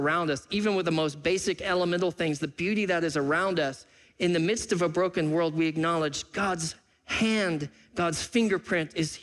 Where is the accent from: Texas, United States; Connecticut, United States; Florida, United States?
Texas, United States; Freeport; also born or lived in Pacific Northwest; now in Seattle area, United States; I was born and raised in South Texas. I was born in Freeport, Texas.